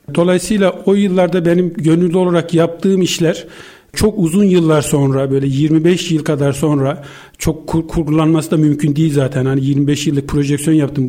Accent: Gürün, Sivas Province, Turkey; moved away as an adult; also born or lived in Istanbul; Ben 1965 e, e, Sivas Gürün doğumluyum ilkokul yıllarına kadar

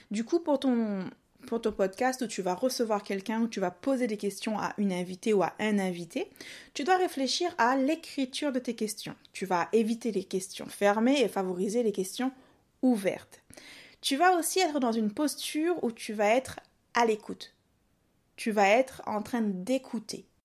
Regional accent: Réunion, France; accent: mix of southern accent; En fait, moi je suis réunionnaise, mais j'ai un mélange d'accent du sud et du.

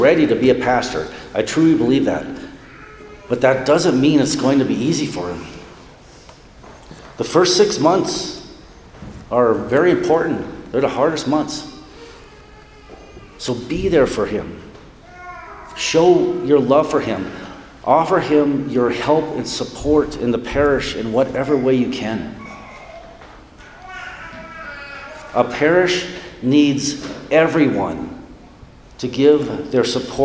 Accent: North Dakota, United States; moved away as an adult; now in Aspen, United States; I'm moving back to my home state of North Dakota

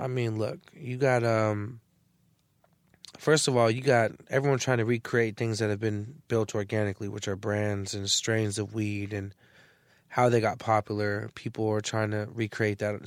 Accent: San Francisco, California, United States; also born or lived in Arizona; I come from the Bay Area.

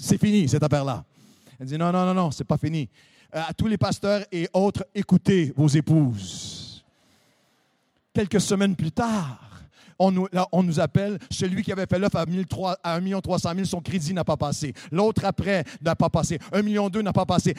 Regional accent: Canada; Chez nous, au Canada, c'est le hockey qui est le sport. On a tous grandi en hockey

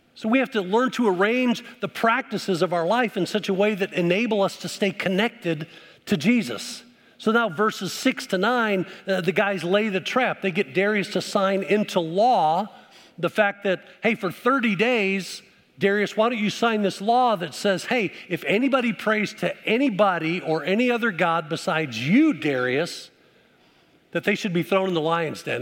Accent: Midwest, United States; moved away; also born or lived in Dallas, Texas; I grew up up in the Midwest where we had seasons

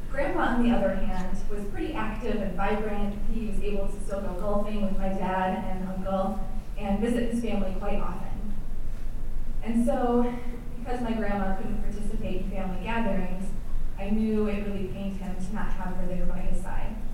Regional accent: Madison, Wisconsin, United States; Madison, which also happens to be my hometown. It was a typical Wisconsin winter evening

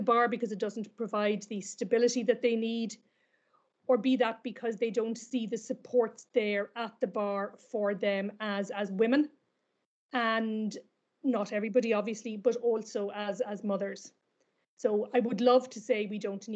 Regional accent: Kilkenny, Leinster, Ireland; also born or lived in Dublin; I'm from Kilkenny originally

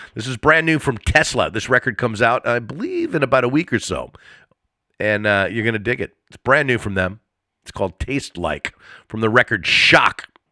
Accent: East Coast, United States; now in Los Angeles, United States; I grew up on the East Coast around snow and ice and everything like that, but after being here in LA for this amount of time

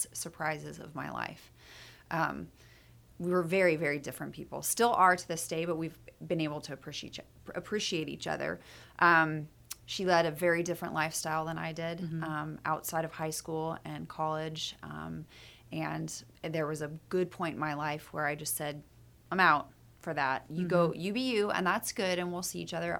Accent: Meridian, Idaho, United States; moved away; also born or lived in Sparks, Nevada / Boise, Idaho; I went to high school in Meridian, Idaho.

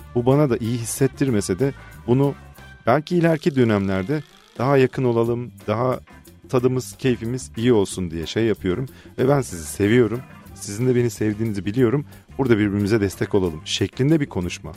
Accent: Fethiye, Muğla, Turkey; Fethiye'liyiz biz

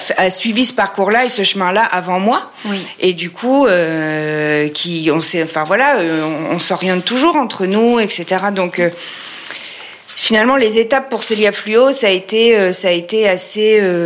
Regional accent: Troyes, Grand Est, France; also born or lived in Paris; je viens de Troyes, nous sommes à Troyes et je viens de Troyes. Euh, ça fait donc 40 euh, bah, ans que je suis installée ici

